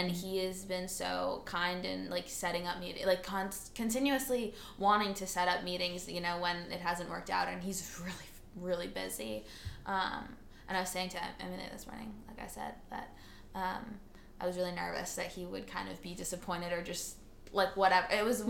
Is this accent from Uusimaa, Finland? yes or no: yes; Espoo, Uusimaa, Finland; born there; I was born on a warm July afternoon. I was born in Espoo.